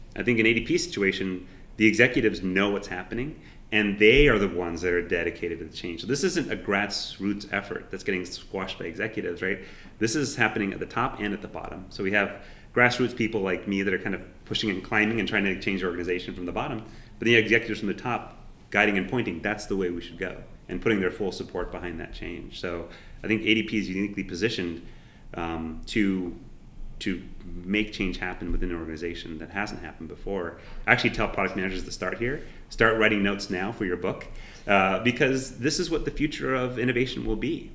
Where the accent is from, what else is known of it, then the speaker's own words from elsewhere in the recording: San Jose, California, United States; moved away; I grew up in San Jose